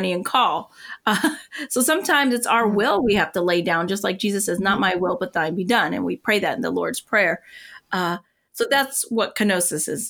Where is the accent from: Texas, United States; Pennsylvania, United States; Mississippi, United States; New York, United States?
Pennsylvania, United States; northwestern; also born or lived in Puerto Rico; most of the time I was on the mainland and we lived where my dad grew up in northwestern